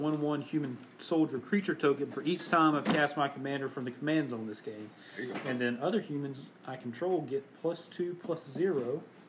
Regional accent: Gainesville, Florida, United States; also born or lived in Alabama; I was born in Gainesville, lived in Trenton for a little bit. That's where my mom and dad are from.

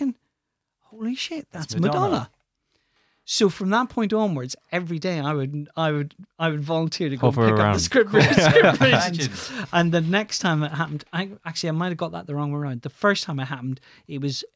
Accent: Belfast, Northern Ireland, United Kingdom; moved away; also born or lived in London; I'm from West Belfast

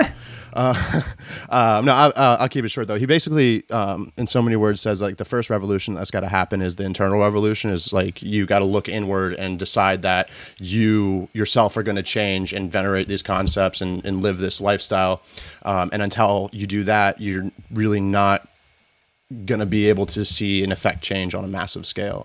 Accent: the South, United States; I grew up in the South

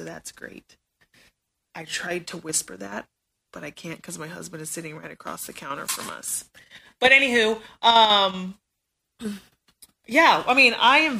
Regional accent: Spokane, Washington, United States; now in North Carolina, United States; I was born and raised in Spokane, Washington.

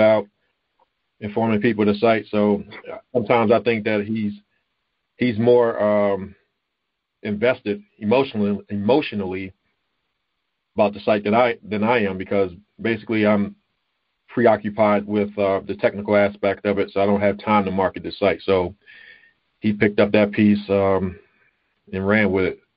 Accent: Baltimore, Maryland, United States; I grew up in Baltimore, Baltimore, Maryland

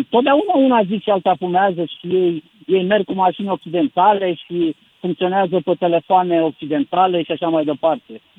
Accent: Eastern Romania, Romania; că și eu sunt venit din Est, mulți au rămas, uh, au rămas încremeniți în lumea aceea

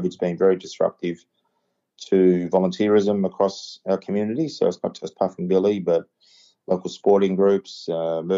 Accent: Yarra Junction, Victoria, Australia; also born or lived in Warrnambool / Bendigo; I grew up in the Yarra Valley. I grew up in Yarra Junction, and my dad's still up there

